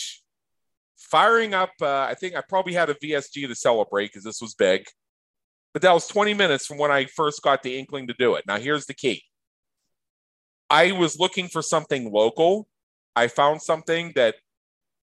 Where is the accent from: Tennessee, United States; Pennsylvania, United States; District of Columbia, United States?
Pennsylvania, United States; near Pittsburgh; moved away as an adult; now in Las Vegas, United States; where I grew up near Pittsburgh, Pennsylvania